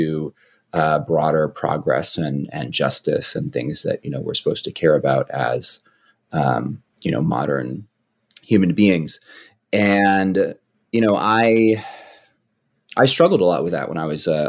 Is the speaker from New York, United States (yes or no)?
no; Oakland, California, United States; where I grew up in the Bay Area, in Oakland, California